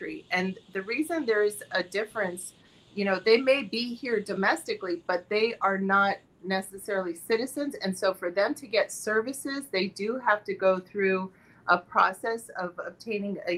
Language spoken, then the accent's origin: English; Miami, Florida, United States; I was born here in Miami, Florida. And I had one parent who was from Finland and my dad was American. I grew up in South Florida